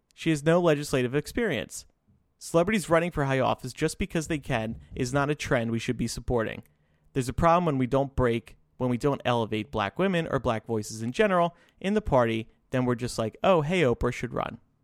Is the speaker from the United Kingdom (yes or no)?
no; Illinois, United States; here in my home state of Illinois